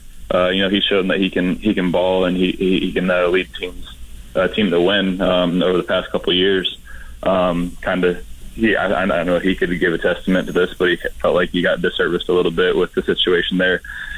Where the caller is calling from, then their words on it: Florida, United States; Oh, I'm down in Florida right now watching the snow melt.